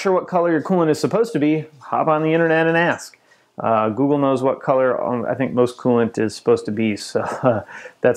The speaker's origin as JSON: {"language": "English", "area": "just outside of Chicago", "region": "Illinois", "country": "United States", "tie": "born or raised there", "said": "I grew up just outside of Chicago"}